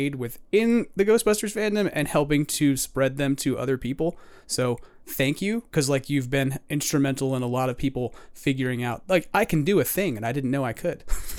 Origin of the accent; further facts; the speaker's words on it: New York, United States; because I'm a New Yorker right. who's Irish and Italian.